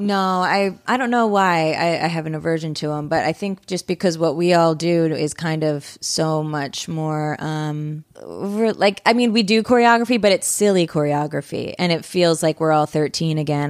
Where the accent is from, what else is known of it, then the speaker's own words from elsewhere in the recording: Pennsylvania, United States; moved away; my sister just moved back to my hometown